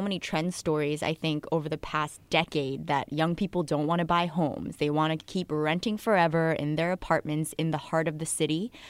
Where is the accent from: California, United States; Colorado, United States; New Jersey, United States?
New Jersey, United States; moved away; also born or lived in Queens, New York / Connecticut; raised in Jersey about thirty minutes from the city